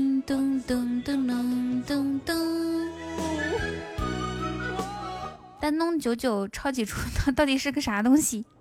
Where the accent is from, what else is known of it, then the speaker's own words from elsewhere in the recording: Ethiopia; 其实我我在国外读书的时候，像我们埃塞俄比亚那边，我们就经常这样吃哦。